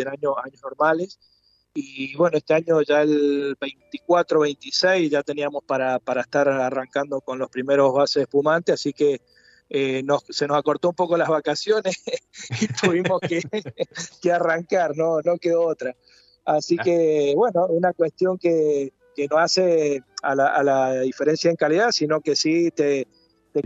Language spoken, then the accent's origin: Spanish; Mendoza, Argentina; soy oriundo mendocino